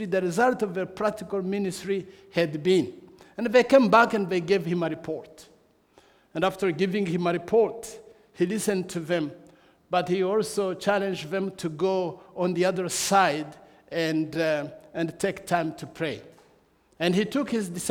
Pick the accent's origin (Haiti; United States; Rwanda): Rwanda; I come from Rwanda